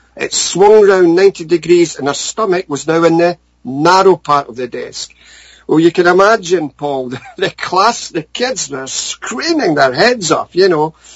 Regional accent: Scotland, United Kingdom; growing up in Scotland

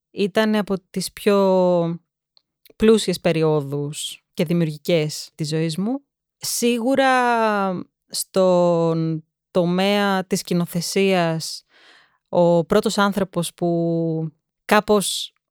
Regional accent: Athens, Attica, Greece; also born or lived in England; θα σου πω ότι γεννήθηκα στην Αγγλία, σπούδαζε η μαμά μου εκεί πέρα και το σπίτι μας ήταν απέναντι από ένα οδείο.

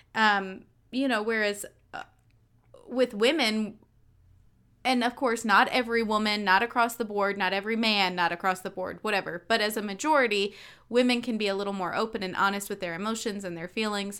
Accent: North Carolina, United States; I was raised in North Carolina

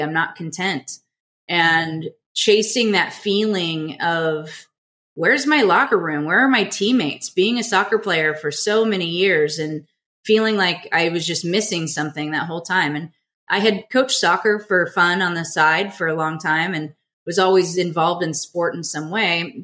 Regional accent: Southern California, United States; also born or lived in Michigan; born and raised in Southern California

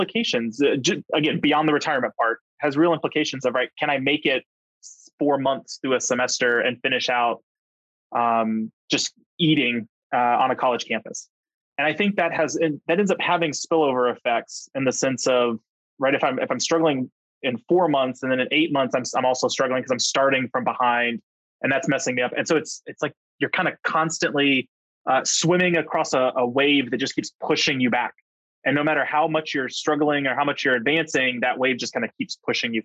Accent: outside of Houston, Texas, United States; I grew up outside of Houston

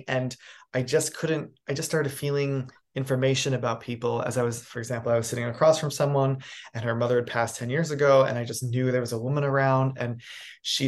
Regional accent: New York City, New York, United States; moved away as an adult; also born or lived in New England; now in Los Angeles, United States; I'm a New England born boy. I grew up in New York City, and then I became like an adult here in Los Angeles

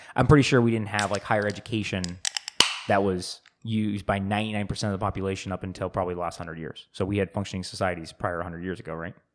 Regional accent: United States; I'm an American

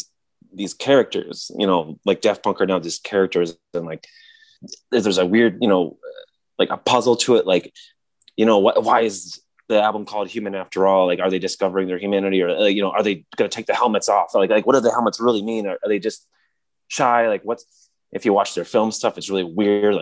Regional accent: Michigan, United States; he was my next door neighbor growing up in Michigan

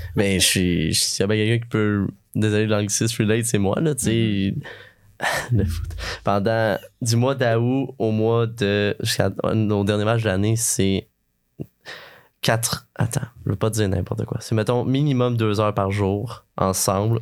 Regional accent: Asbestos, Quebec, Canada; je viens d'Asbestos, je connais le coin

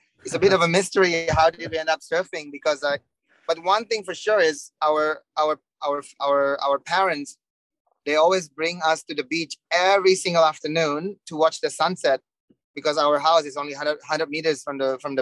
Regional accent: Legian, Bali, Indonesia; English is a second language; So I was grow up in Legian. That's my beach, you know, home break. I start to surf in Legian, and ever since I'm from Bali.

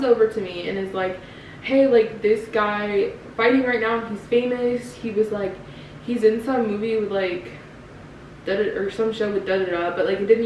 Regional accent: Grove Barton area near Crabtree Mall, North Carolina, United States; That's my hometown Target

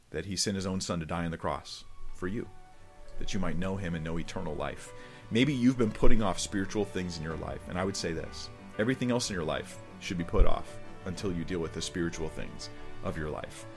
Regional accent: California, United States; I'm from California

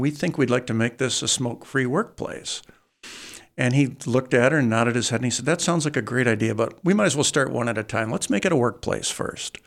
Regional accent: Saginaw, Michigan, United States; I was from Saginaw

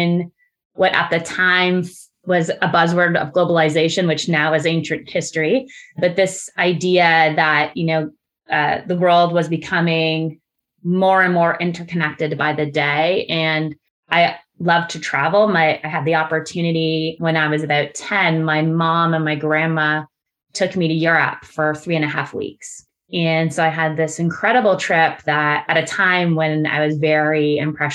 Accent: Burlington, Ontario, Canada; I grew up in a suburb of Toronto. I grew up in Burlington

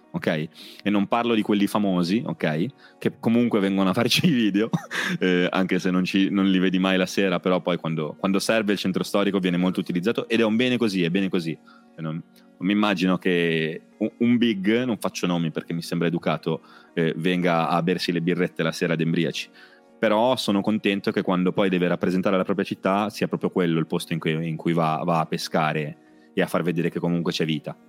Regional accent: Rapallo, Liguria, Italy; Io vengo dalla periferia di La Pallo, io abitavo, eh, in, in via Betti, poi ho cambiato mi, mille posti

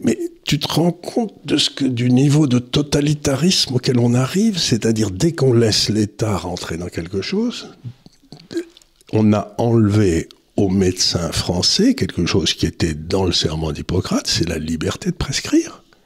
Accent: France; nous, en tant que Français

